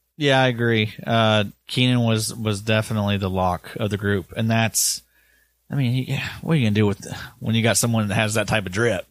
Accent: the South, Kentucky, United States; growing up in the South

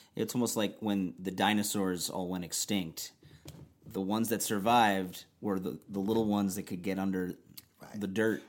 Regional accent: Chicago, Illinois, United States; I'm from Chicago

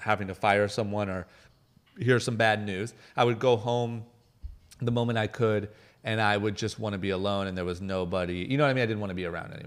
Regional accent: Akron, Ohio, United States; moved away as an adult; now in Los Angeles, United States; I'm a guy from Akron, Ohio, like middle of nowhere, skipped college, moved to L

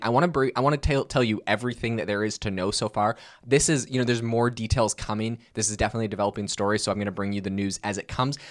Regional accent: Vancouver Island, British Columbia, Canada; I was born and raised on Vancouver Island, British Columbia, Canada. That's where I've lived my whole life.

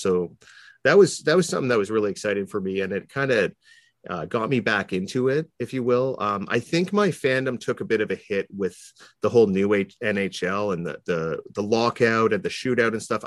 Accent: Toronto, Ontario, Canada; I grew up in Toronto

